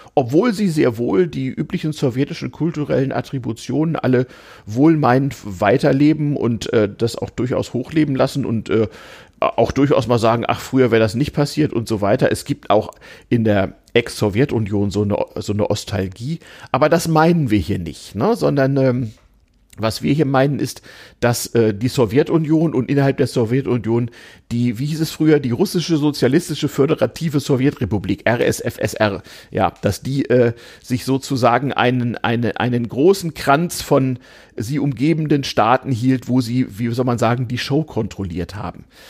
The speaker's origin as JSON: {"language": "German", "region": "Northern Germany", "country": "Germany", "moved": "yes", "lives_now": "Berlin, Germany", "said": "ich als Norddeutscher"}